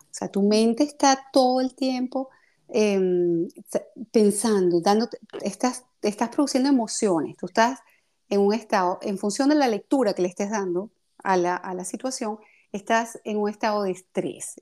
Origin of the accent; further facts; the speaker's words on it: Venezuela; also born or lived in Russia / Greece / France; now in Paris, France; yo salí de Venezuela hace 31 años ya